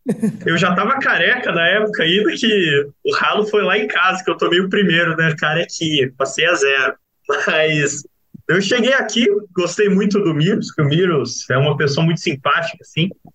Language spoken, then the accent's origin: Portuguese; Curitiba, Paraná, Brazil; moved away as an adult; now in Piracicaba, Brazil; Eu sou lá de Curitiba.